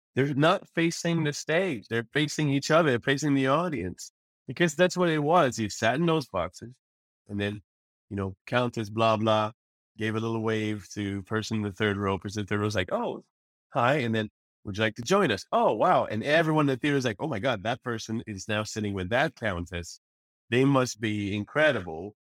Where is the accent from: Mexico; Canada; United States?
Canada; Repentigny, Quebec; also born or lived in Montreal; now in Paris, France; I was raised in Repentigny. I was born in Montreal